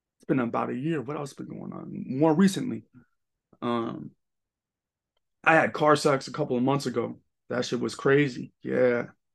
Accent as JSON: {"language": "English", "area": "Long Island", "region": "New York", "country": "United States", "also_born_or_lived": "Los Angeles", "said": "Long Island, right bu-, right by Queens"}